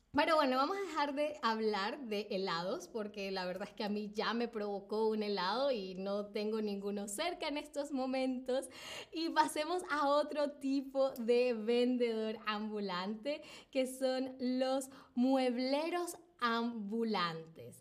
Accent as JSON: {"language": "Spanish", "country": "Venezuela", "said": "en a Venezuela, de donde vengo yo"}